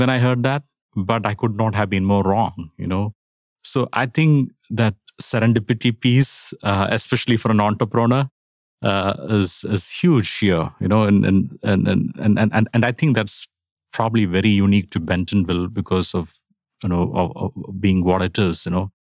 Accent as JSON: {"language": "English", "country": "India", "moved": "yes", "lives_now": "Atlanta, United States", "said": "I'm originally from India"}